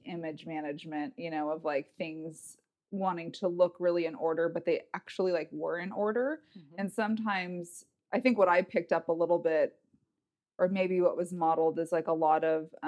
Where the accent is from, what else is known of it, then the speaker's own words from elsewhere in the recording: Northern California, United States; also born or lived in Los Angeles, California; California kid. So I was born in Los Angeles, moved up to Northern California when I was about 7.